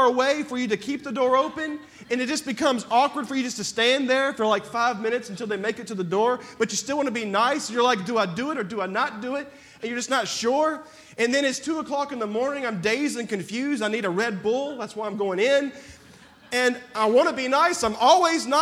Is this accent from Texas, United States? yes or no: yes; Texas, United States; I'm from Texas